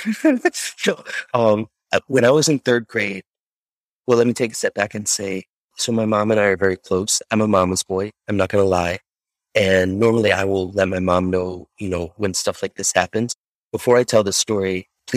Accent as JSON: {"language": "English", "town": "Chicago", "region": "Illinois", "country": "United States", "said": "I'm from Chicago"}